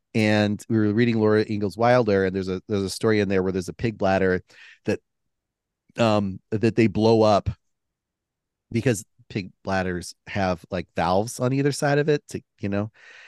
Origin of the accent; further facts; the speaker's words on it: Philippines; so growing up in the Philippines, there's a lot of cobras. There's a lot of snakes.